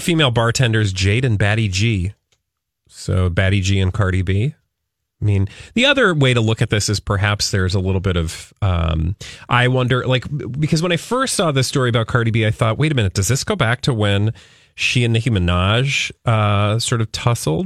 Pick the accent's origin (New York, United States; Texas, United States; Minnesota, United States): Minnesota, United States